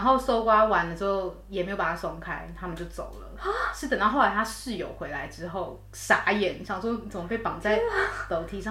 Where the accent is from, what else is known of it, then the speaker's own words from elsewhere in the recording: Taiwan; moved away as an adult; now in United Kingdom; 我们台湾人